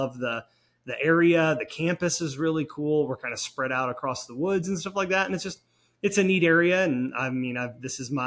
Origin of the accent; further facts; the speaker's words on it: Joplin, Missouri, United States; moved away as an adult; also born or lived in Nebraska; now in Pensacola, United States; I grew up in Joplin, Missouri.